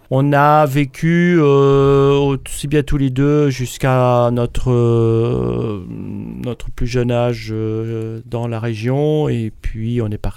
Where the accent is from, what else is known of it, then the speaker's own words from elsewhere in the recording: Berry, Indre, Centre-Val de Loire, France; Moi je suis né dans la, dans la région du Berry, donc plus précisément l'Indre. Pour ceux qui connaissent pas, c'est Châteauroux. donc c'est centre de la France, hein, mais ça reste un endroit où on connaît moins parce que c'est moins balnéaire.